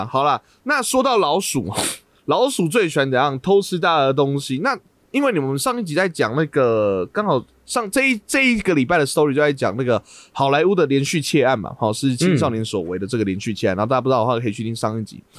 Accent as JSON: {"language": "Chinese", "town": "Taichung", "country": "Taiwan", "said": "我是台中的哦，是"}